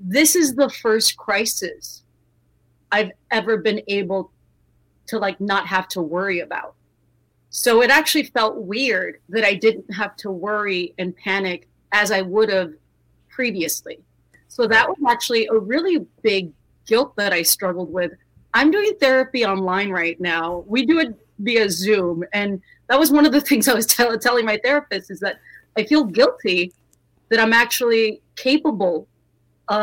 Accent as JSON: {"language": "English", "region": "South Texas", "country": "United States", "tie": "born or raised there", "said": "I grew up in South Texas"}